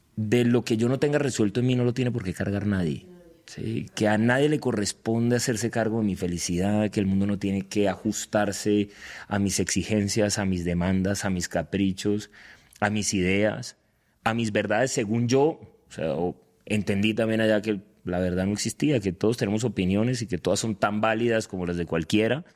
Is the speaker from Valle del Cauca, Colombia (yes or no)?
yes; Cali, Valle del Cauca, Colombia; moved away as an adult; now in Medellín, Colombia; soy de Cali, vivo en Medellín, pero sí colombiano, digo que paisa por adopción. Soy caleño, pero vivo en Medellín hace hace 13 años